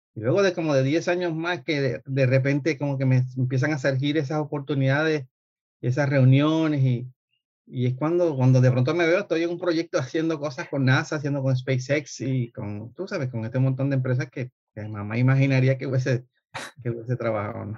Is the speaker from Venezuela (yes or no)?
no; Colombia; moved away; yo soy colombiano. Este, Estudié en Colombia ingeniería mecánica